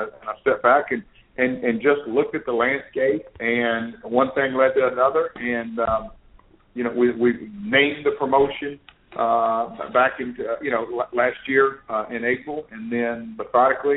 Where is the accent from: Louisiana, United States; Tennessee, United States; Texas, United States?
Tennessee, United States; Nashville; I grew up here in Nashville